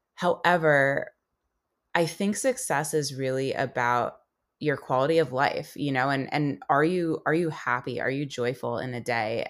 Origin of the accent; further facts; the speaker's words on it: United States; growing up in America and having two parents that, uh, you know, immigrated here